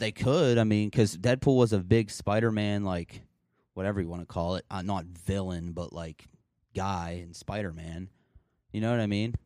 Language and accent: English; northernmost part of West Virginia, United States; we are from, like, essentially the northernmost part of the state.